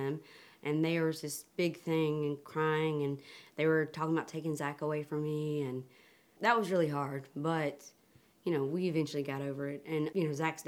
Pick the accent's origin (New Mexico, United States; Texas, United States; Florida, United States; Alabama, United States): Alabama, United States; Tuscaloosa; I'm born and raised in Tuscaloosa, Alabama